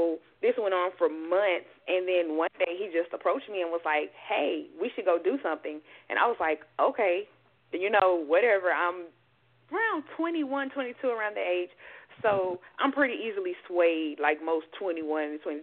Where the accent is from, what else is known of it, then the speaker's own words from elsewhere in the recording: Mississippi, United States; moved away as an adult; now in Houston, United States; I'm from Mississippi, born and raised.